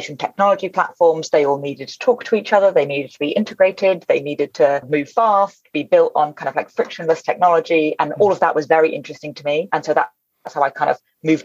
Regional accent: United Kingdom; we use it a lot in the UK

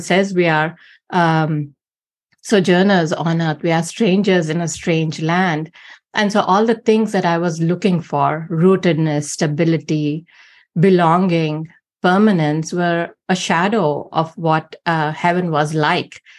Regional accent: India; moved away; growing up in India, because almost everyone around you is not a Christian.

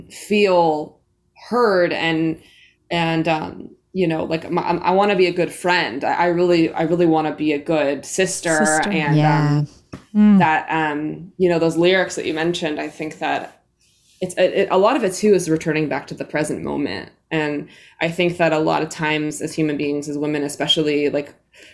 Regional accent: New York City, New York, United States; I think that for me, like growing up in New York City, definitely like super separate from nature, and then having an indigenous heritage and roots

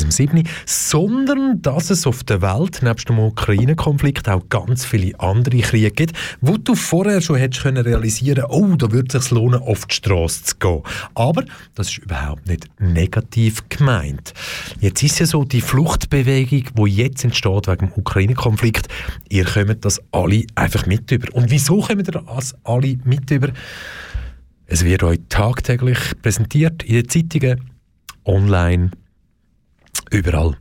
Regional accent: Switzerland; bei uns in der Schweiz

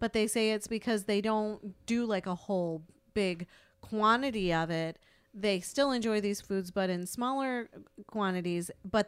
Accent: United States; as an American

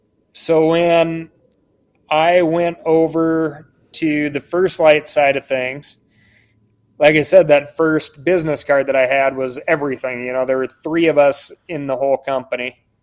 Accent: Montana, United States; Like I said, I grew up in the Rattlesnake Wilderness.

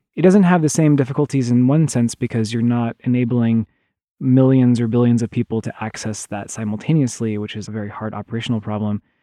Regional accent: Oklahoma, United States; moved away; I grew up in the Midwest, in, in Oklahoma

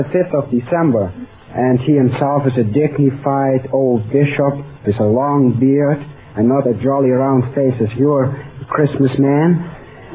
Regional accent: Utrecht, Netherlands; English is a second language; moved away as an adult; now in Los Angeles, United States; I'm from Utrecht

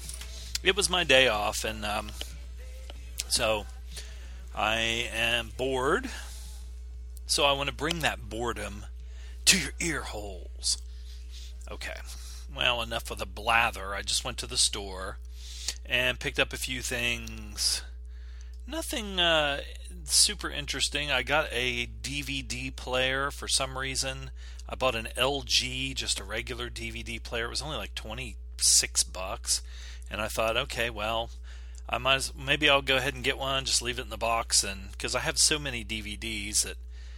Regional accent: United States; I'm American.

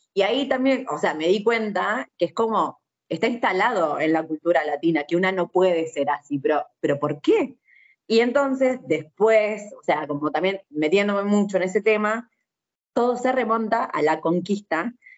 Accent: Argentina; nosotros lo que nos pasa en Argentina es eso, que somos una mezcla

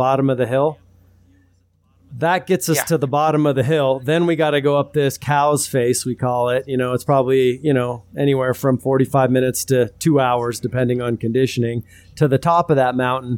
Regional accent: California, United States; moved away; I was born in California in the city

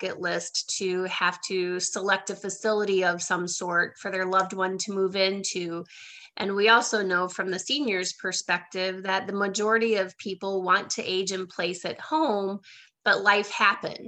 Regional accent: Iowa, United States; moved away as an adult; also born or lived in Milwaukee, Wisconsin; now in Southwest Florida, United States; I'm actually from Iowa, but I built my business in the Milwaukee, Wisconsin market. And then about 4 years ago, I moved here to Southwest Florida

